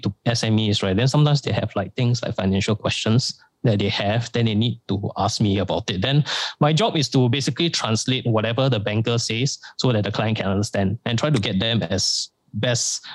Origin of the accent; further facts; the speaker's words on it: Singapore; me being born in Singapore